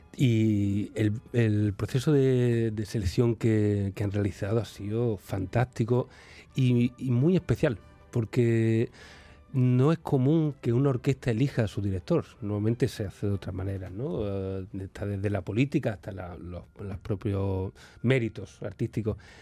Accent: Seville, Andalusia, Spain; yo vengo de Sevilla

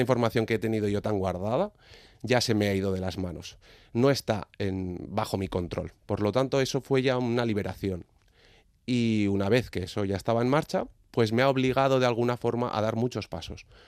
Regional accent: Legorreta, Basque Country, Spain; nací en Legorreta

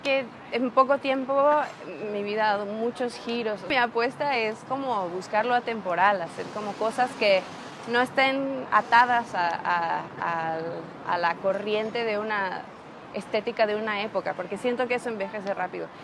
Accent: Coatepec, Veracruz, Mexico; Soy mexicana de un pueblo como muy rico en, cultura y en tradición, ¿no? de, que es bueno, Coatepec del estado de Veracruz

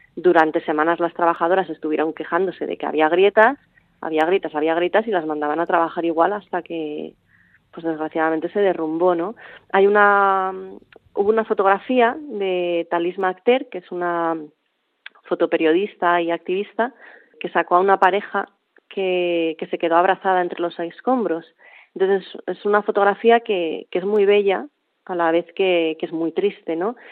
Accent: Bilbao, Basque Country, Spain; now in Mallorca, Spain; que vaya muy bien por Bilbao, que echo de menos mi tierra

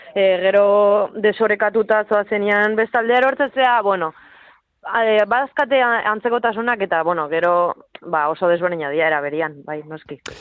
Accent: Usurbil, Basque Country, Spain; born or raised there

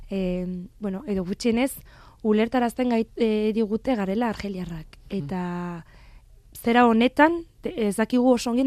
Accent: France; born there; zergatik, zergatik ni jaio nintzen frantzen, zergatik nire gurasoek, e, ez, bueno, egin zuten ies

